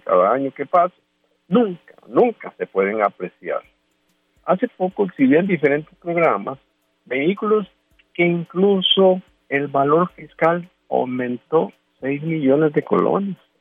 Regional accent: Costa Rica; Como costarricense

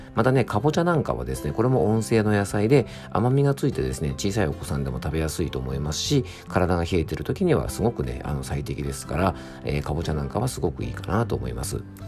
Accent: Yamanashi, Japan; 僕の地元のね、ラジオ局 YBS ラジオという放送局

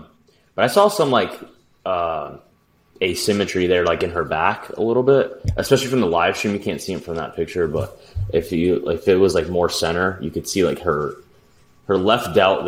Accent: New Jersey, United States; I'm from New Jersey, actually.

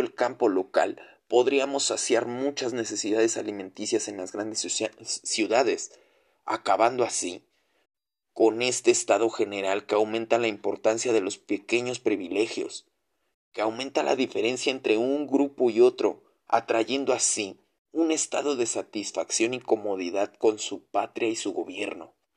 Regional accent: Mexico; cumplir mi deber como mexicano y buen patriota

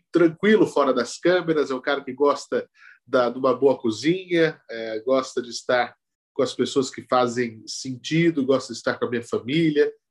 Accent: Araraquara, São Paulo, Brazil; now in São Paulo, Brazil; Eu nasci em Araraquara, no interior de São Paulo, onde a média é 30.

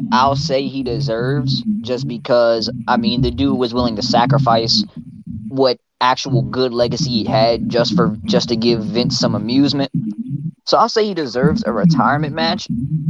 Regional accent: New York, United States; as a New Yorker, I'm primarily black, but I'm also Puerto Rican and Asian.

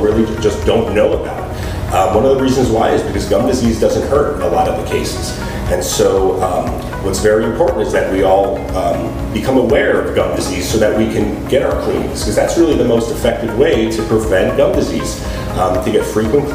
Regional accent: North Miami Beach, Florida, United States; also born or lived in New York; I am born and raised in North Miami Beach.

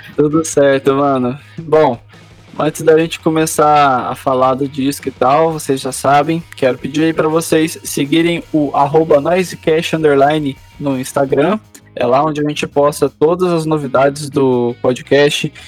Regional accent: Minas Gerais, Brazil; eu que sou lá de Minas, eu lembro exatamente, tipo, eu tinha uns 4, 5 anos

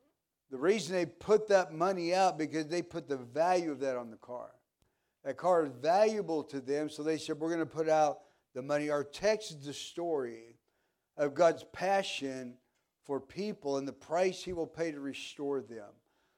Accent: Pittsburg, Kansas, United States; I grew up in Kansas, small town in Pittsburgh, Kansas.

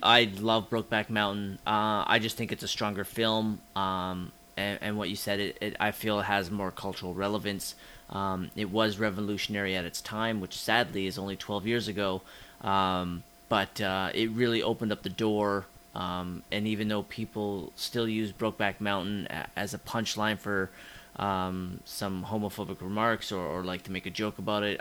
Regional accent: Canada; we're too Canadian

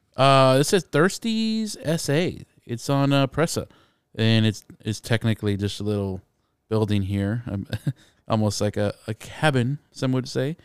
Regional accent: San Antonio, Texas, United States; growing up in San Antonio, kind of used to the traditions

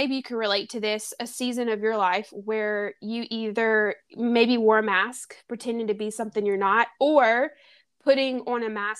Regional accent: Baton Rouge, Louisiana, United States; my hometown, Baton Rouge, Louisiana

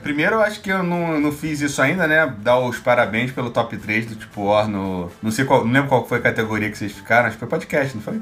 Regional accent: Rio de Janeiro, Brazil; Tijuca é meu bairro no Rio de Janeiro, onde eu nascido e criado, no Tijuquistão

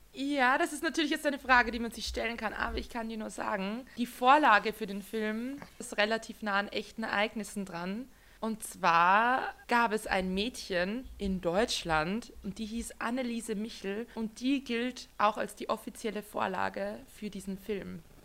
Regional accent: Austria; Wir sind beide Österreicher

